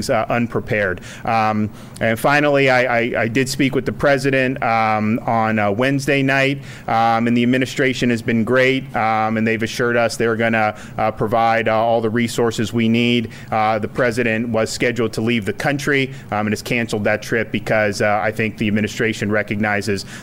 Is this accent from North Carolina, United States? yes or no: no; Florida, United States; I grew up in Florida, so I'm not a stranger to hurricanes